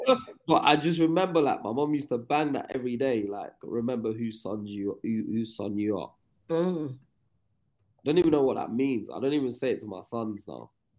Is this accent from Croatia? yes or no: no; England, United Kingdom; But yeah, and then I went on to apologize and said I was from England.